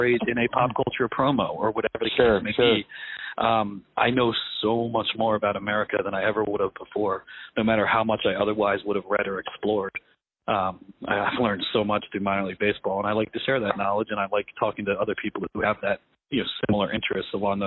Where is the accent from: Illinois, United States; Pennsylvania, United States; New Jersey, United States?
Pennsylvania, United States; also born or lived in New York City; I'm from New York City. I grew up in Pennsylvania.